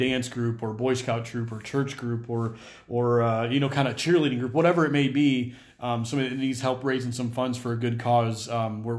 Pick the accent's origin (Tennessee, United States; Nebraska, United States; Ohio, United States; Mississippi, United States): Nebraska, United States; Omaha; I'm born and raised in Omaha